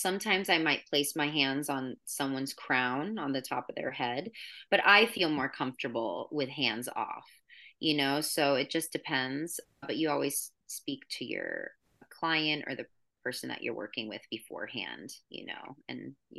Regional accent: New York, United States; So I come from New York and I was just like, screw you, I don't want

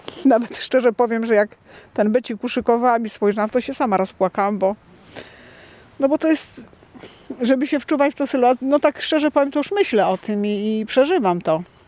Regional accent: Wolnica, Poland; jako mieszkanki w ogóle tą wolnicy

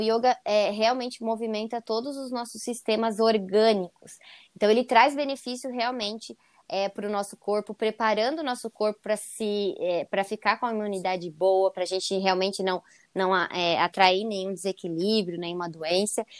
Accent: Joinville, Santa Catarina, Brazil; eu sou de Joinville, Santa Catarina

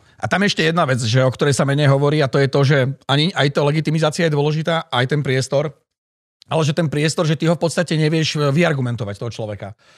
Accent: Žilina, Žilina Region, Slovakia; moved away as an adult; ja som Žilinčan

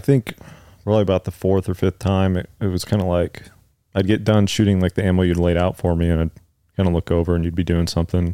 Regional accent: San Mateo County, California, United States; moved away as an adult; now in West Texas, United States; I'm from, uh, San Mateo County, California.

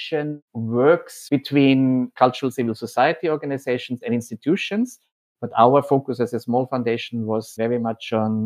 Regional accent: Austria; moved away as an adult; also born or lived in Sarajevo; now in Amsterdam, Netherlands; I'm originally from Austria

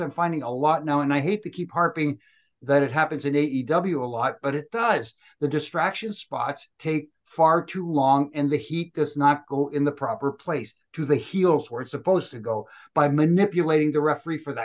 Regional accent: Canada; I'm Canadian.

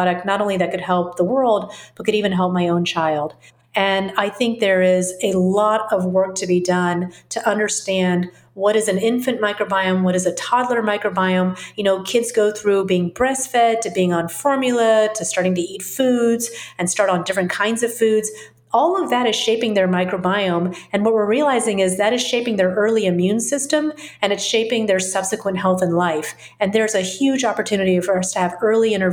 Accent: the South, United States; I grew up in the South, where there's also a lot of fermented foods because of the heat

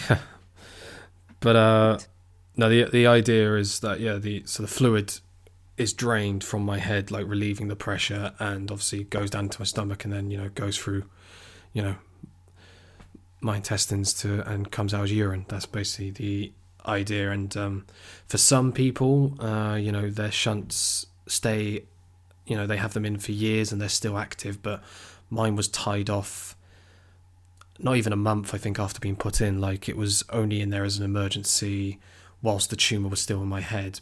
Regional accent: Weymouth, South West England, United Kingdom; So I'm from Weymouth, uh, which, for those who don't know, is a seaside town on the south coast

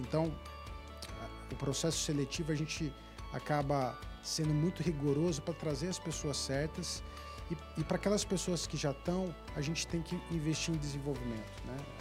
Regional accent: Brazil; sendo brasileiro

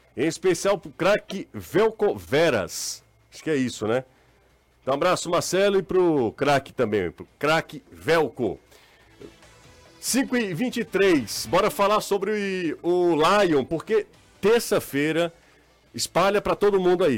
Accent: Aracati, Ceará, Brazil; sou de Aracati

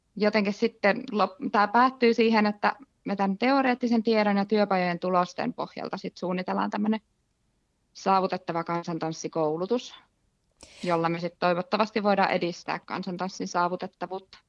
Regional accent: Lahti, Päijät-Häme, Finland; mä tuun Lahesta

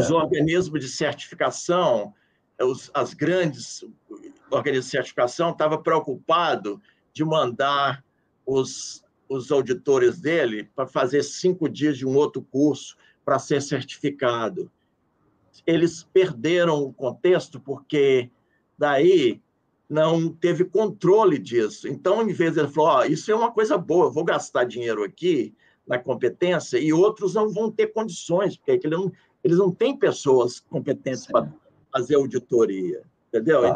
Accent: Brazil; moved away as an adult; now in Washington, United States; sou do Brasil

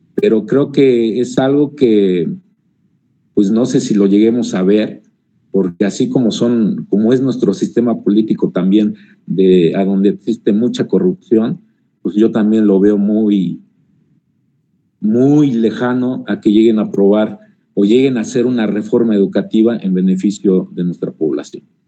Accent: Mexico; como mexicanos, desgraciadamente, la mayoría tenemos

